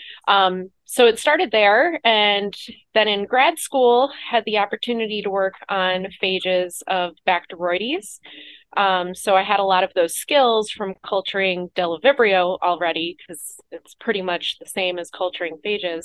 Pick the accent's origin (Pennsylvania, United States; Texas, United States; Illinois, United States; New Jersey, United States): Illinois, United States; Chicago; moved away as an adult; now in St. Louis, United States; I'm from Chicago originally